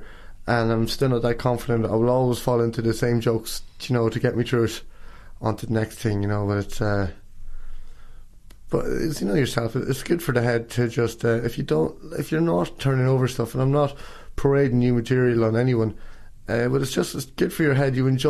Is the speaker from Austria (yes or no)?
no; Kells, County Meath, Ireland; moved away as an adult; now in Dublin, Ireland; that's where I'm from